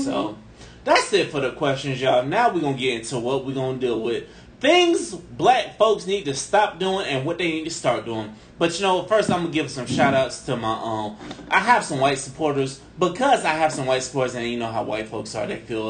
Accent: St. Petersburg, Florida, United States; I know I'm from St. Pete, but goddamn, you know. I could be an educated brother from the south side of St. Pete.

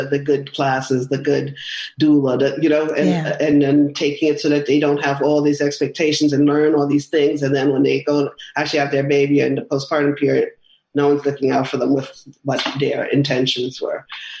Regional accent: New York, United States; also born or lived in Manhattan; because I'm a New Yorker diehard

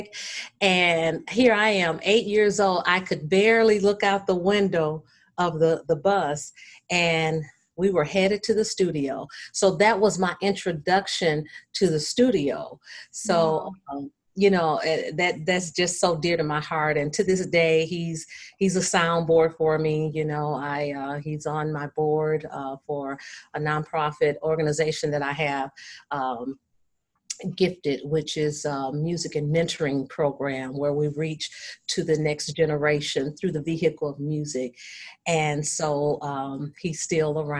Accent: Battle Creek, Michigan, United States; Battle Creek, my hometown

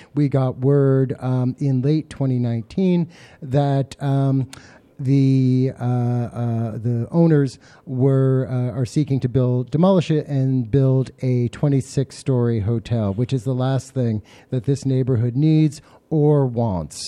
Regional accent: Connecticut, United States; also born or lived in Brooklyn, New York; I was born in Brooklyn, but my family moved to Connecticut in uh, when I was six months old

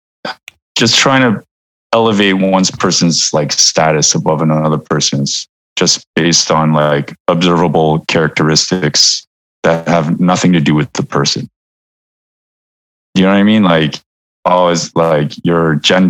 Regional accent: Vancouver, British Columbia, Canada; now in New York, United States; I was born and raised in Vancouver, Canada, to parents from South Korea

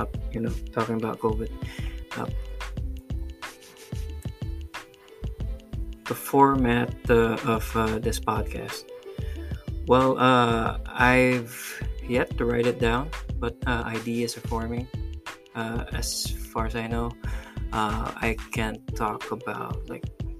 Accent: Pampanga, Central Luzon, Philippines; moved away as an adult; now in Cebu, Philippines; I'm originally from Pampanga. I'm a Kapampangan, and I moved to Cebu to be with my soon-to-be wife.

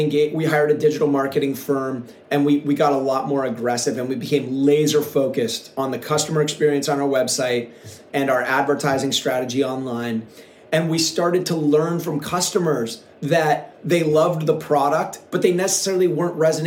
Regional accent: Seattle, Washington, United States; moved away as an adult; now in Southern California, United States; when I was a kid, I grew up in Seattle

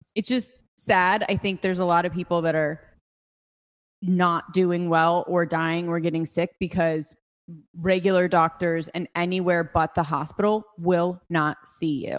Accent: United States; I'm from Ojai

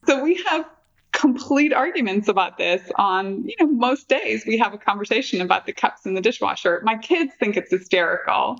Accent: near Londonderry, Northern Ireland, United Kingdom; now in United States; I grew up in Northern Ireland Ireland

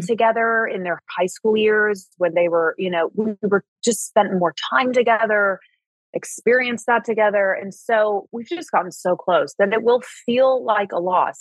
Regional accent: Indianapolis, Indiana, United States; moved away as an adult; also born or lived in Martinsville, Indiana / Los Angeles; now in Malibu, United States; I grew up in Indiana and split my my early years and my teen years between the city of Indianapolis and then a very very small town called Martinsville

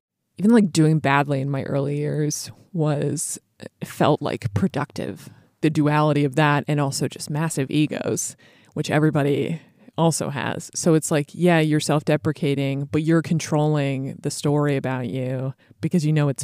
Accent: a suburb of Boston, Massachusetts, United States; I am from a suburb of Boston, Massachusetts

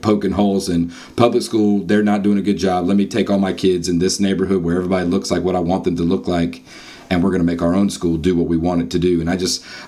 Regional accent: North Carolina, United States; as a North Carolinian and as American

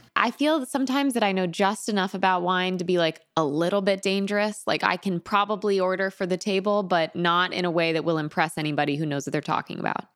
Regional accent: Connecticut, United States; moved away; I'm from Connecticut. I'm also from the East Coast.

